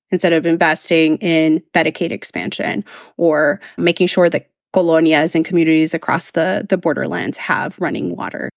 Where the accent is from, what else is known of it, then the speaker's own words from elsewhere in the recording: Brownsville, Texas, United States; I grew up in a border community, I grew up in Brownsville, Texas.